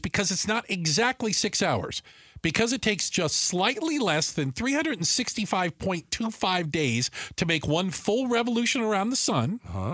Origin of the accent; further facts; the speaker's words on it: Tucson, Arizona, United States; growing up in Tucson